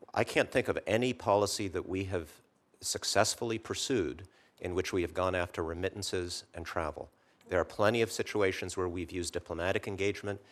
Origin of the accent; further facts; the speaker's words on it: Poland; now in United States; my home country, Poland, in the nineteen eighties